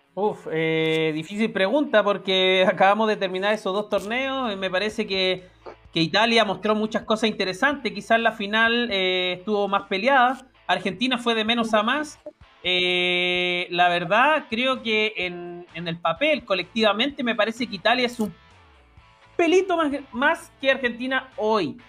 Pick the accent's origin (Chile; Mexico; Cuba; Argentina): Chile; como chileno